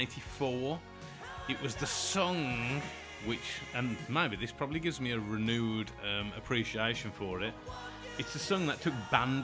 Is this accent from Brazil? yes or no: no; England, United Kingdom; Well, I'm English.